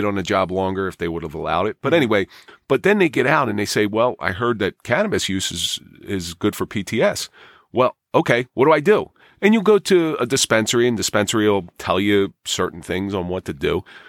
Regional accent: Absecon, New Jersey, United States; I grew up in Absecon.

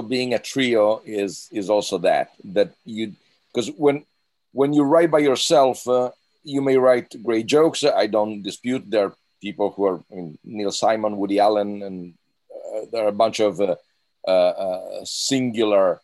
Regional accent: Italy

